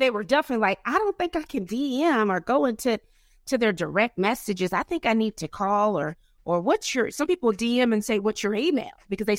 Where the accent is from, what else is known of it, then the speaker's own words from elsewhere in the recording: the South, United States; Yeah, because, you know, I'm from the South. So as you know, you Tennessee, I'm right next door to Kentucky.